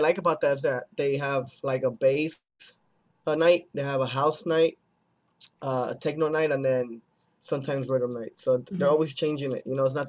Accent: Denver, Colorado, United States; Before I played my hometown show, it was Denver.

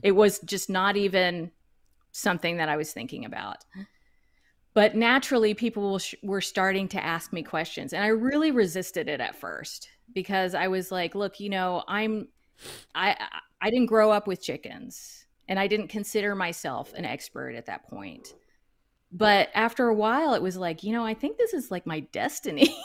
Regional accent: Duncanville, Texas, United States; I am originally from Duncanville, Texas, which is a suburb of Dallas. I lived all my, you know, all my early years in the suburbs.

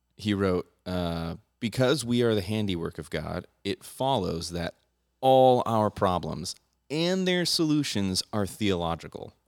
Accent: United States; I'm an American, So I have a Second Amendment

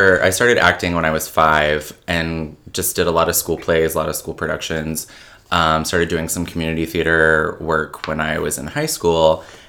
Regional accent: Kentucky, United States; also born or lived in England; So I was born in England, but I actually am from a military family. So my dad was part of the Air Force for 22 years. Proudly represent that. But I grew up mostly in Kentucky after he retired

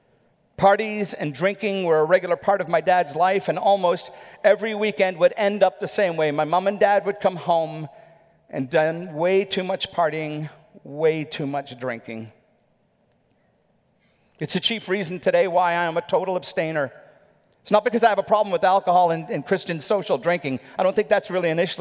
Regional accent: Northern Ireland, United Kingdom; My dad was a bit of a legend where we grew up in Northern Ireland

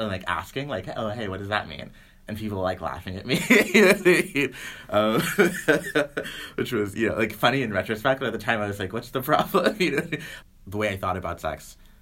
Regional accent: the South, United States; I'm from the South

